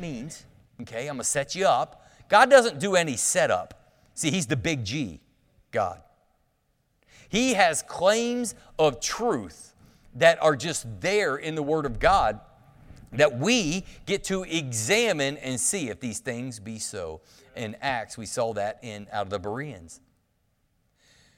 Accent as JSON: {"language": "English", "country": "United States", "said": "I'm from Claremont County."}